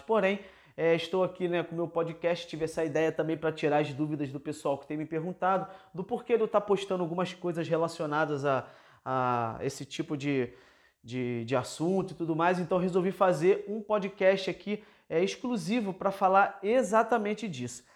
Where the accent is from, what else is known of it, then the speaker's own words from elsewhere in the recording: Rio de Janeiro, Brazil; Eu que sou da cidade grande, por exemplo, sou aqui da cidade do Rio de Janeiro